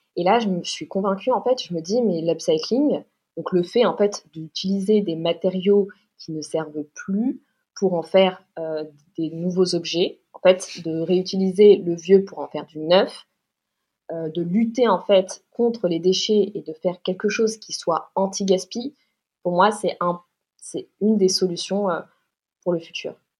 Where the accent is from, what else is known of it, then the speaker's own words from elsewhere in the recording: Paris, Île-de-France, France; j'ai 29 ans, je viens de Paris